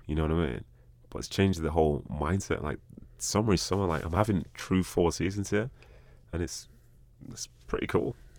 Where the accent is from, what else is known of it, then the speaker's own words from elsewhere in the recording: England, United Kingdom; moved away as an adult; also born or lived in Bolton; now in United States; I've lived most of my life over that, over in England